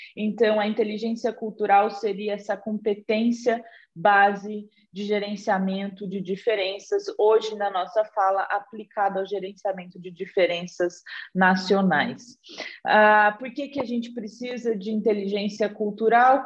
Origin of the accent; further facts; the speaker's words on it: Batatais, São Paulo, Brazil; accent: caipira; moved away; also born or lived in Ribeirão Preto; eu sou de Batatais, que é uma cidade bem pequenininha ao lado de Ribeirão Preto